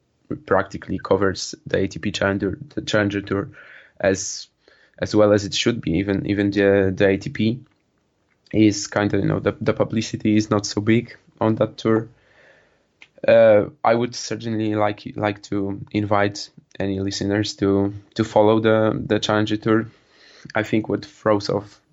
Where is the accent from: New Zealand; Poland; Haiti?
Poland; I'm a student from Poland.